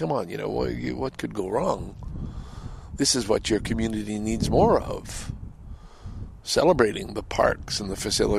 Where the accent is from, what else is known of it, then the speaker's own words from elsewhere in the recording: Canada; also born or lived in Ottawa / Toronto / Montreal / Vancouver; And I think I am, as a Canadian representative, I think I'm very good, having lived in Ottawa, Toronto, Montreal, Vancouver, having lived outside the country, and I do think I have an awful lot to offer.